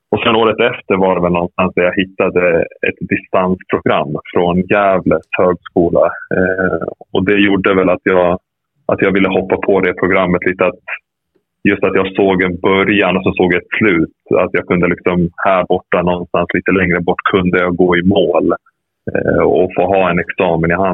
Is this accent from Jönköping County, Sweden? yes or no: no; Rättvik, Dalarna County, Sweden; also born or lived in Serbia; jag växte upp i Rättvik